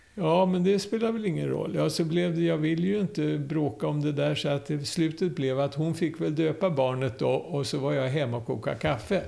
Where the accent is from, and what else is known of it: Sweden; born or raised there; also born or lived in Mannheim, Germany / Visby, Sweden